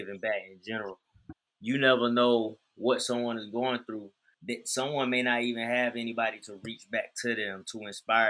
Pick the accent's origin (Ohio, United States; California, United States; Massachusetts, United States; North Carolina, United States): North Carolina, United States; Shelby; I'm from Shelby, North Carolina. A lot of people be thinking I'm from Charlotte. I'm not from Charlotte. I'm from Shelby, North Carolina. I'm a country boy